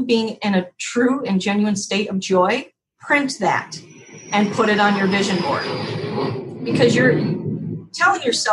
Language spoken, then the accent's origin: English; Wisconsin, United States; now in Key West, United States; Tammy and I are from the Midwest. We're actually from Wisconsin.